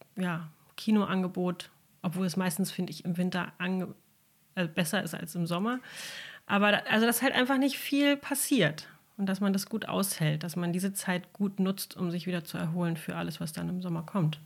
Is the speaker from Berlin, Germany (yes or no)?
yes; Berlin, Germany; moved away as an adult; also born or lived in Brandenburg / Sylt; now in Hörnum, Germany; ich bin gebürtige Berlinerin